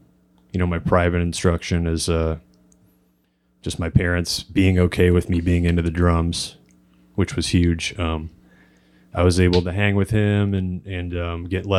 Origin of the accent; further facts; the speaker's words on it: Ferguson, Missouri, United States; I grew up in Ferguson, Missouri.